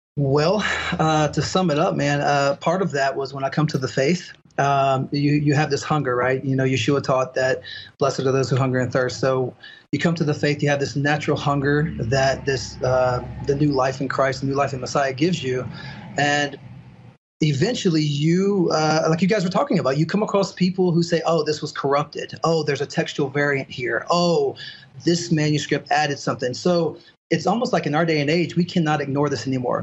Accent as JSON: {"language": "English", "town": "Mobile", "region": "Alabama", "country": "United States", "tie": "born or raised there", "also_born_or_lived": "Las Vegas, Nevada / Southern Mississippi", "said": "I was raised in Southern Mississippi, Southern Alabama, in the Mobile area"}